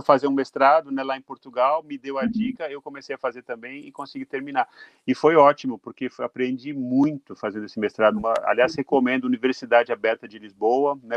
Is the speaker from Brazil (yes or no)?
yes; Brazil; moved away as an adult; now in Japan; Eu saí do Brasil com, com 21 anos